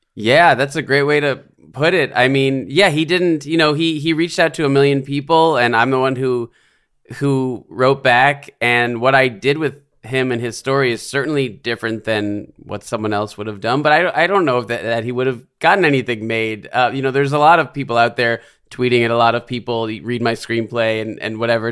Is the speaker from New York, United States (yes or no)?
yes; New York City, New York, United States; grew up in the Bronx in New York.